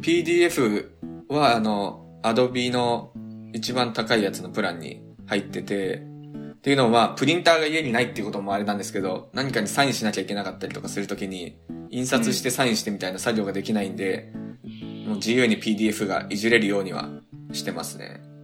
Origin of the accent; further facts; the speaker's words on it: Tokyo, Japan; moved away as an adult; now in United States; 高校までは東京、住み、東京生まれ、東京暮らしだったんですけど。